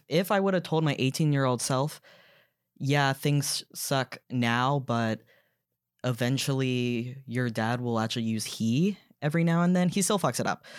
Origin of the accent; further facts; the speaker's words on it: Duluth, Georgia, United States; moved away as an adult; also born or lived in New York; I grew up in Gwinnett County in Duluth, which is very much suburbia